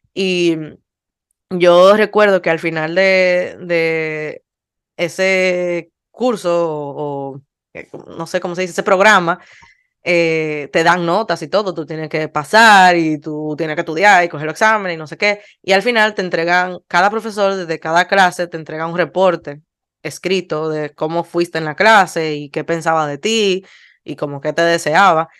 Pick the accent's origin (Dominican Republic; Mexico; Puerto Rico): Dominican Republic; terminamos siendo 14 dominicanos